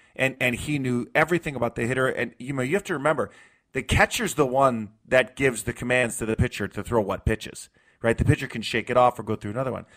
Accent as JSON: {"language": "English", "region": "New York", "country": "United States", "tie": "born or raised there", "moved": "yes", "said": "I grew up in New York in the '90s"}